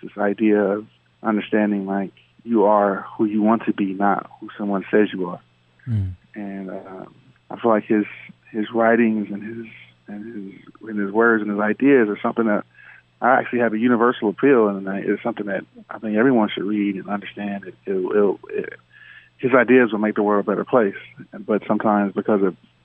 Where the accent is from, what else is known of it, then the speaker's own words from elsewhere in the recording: Los Angeles, California, United States; I grew up in South Central